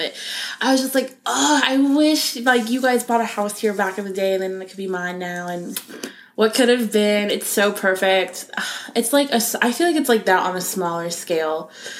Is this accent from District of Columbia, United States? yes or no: no; Tampa, Florida, United States; I'm from Tampa.